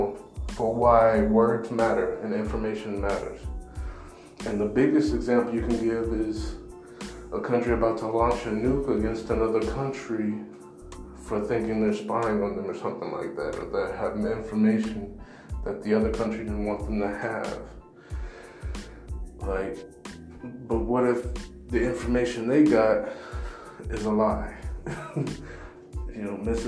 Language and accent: English; United States; I'm an American. I was born and raised here